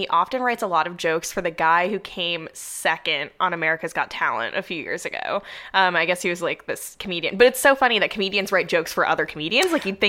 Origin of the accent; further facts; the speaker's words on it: suburbs of Boston, Massachusetts, United States; moved away as an adult; also born or lived in New York City, United States; now in Los Angeles, United States; I was born in New York City. So my parents had spent a long time there before I existed. And then we relocated to the suburbs of Boston, a very exciting place. And then I went back to New York for college, stayed there a bit after graduating, and then I moved to LA about 6 months ago.